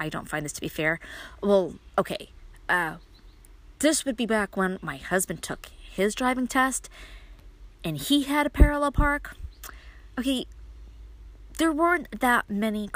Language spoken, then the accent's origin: English; New York City, New York, United States; moved away as an adult; now in Upstate New York, United States; I was born and raised in Brooklyn, which means I had to learn how to drive in Brooklyn